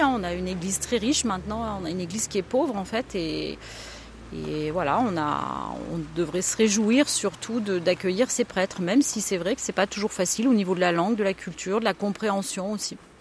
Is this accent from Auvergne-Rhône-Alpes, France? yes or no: yes; Auvergne-Rhône-Alpes, France; now in Ardèche, France; Je suis auvergnate